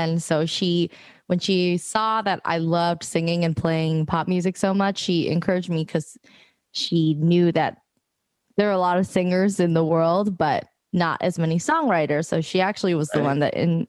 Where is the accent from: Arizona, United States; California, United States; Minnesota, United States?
California, United States; San Francisco; growing up in San Francisco, I went to my local music bookstore